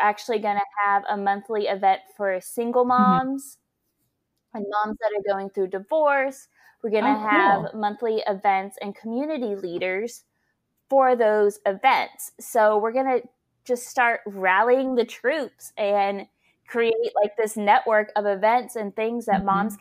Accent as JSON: {"language": "English", "town": "Fort Mill", "region": "South Carolina", "country": "United States", "tie": "born or raised there", "moved": "yes", "said": "I love that I'm getting to do this in my hometown. Like, I will be totally honest, like growing up here in Fort Mill"}